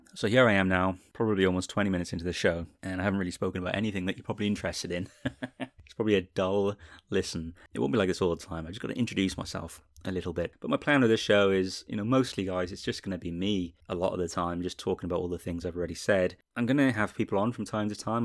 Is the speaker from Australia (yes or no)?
no; Wales, United Kingdom; I'm from the U K. I was born in Wales. I currently live in Cardiff in Wales, actually.